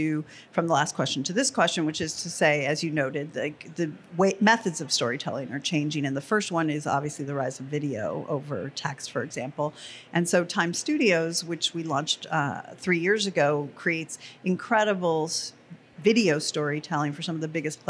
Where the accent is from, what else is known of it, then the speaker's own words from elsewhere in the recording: Los Alamos, New Mexico, United States; I grew up in Los Alamos, New Mexico